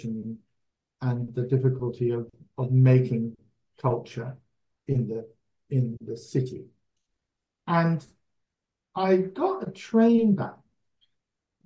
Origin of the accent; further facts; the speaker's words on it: United Kingdom; moved away as an adult; now in Australia; I was the expat Brit